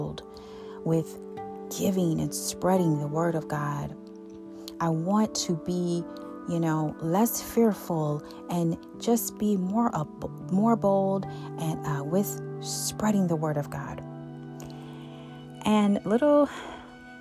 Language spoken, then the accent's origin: English; Buffalo, New York, United States; I was born on March 3rd, 1981 in Buffalo, New York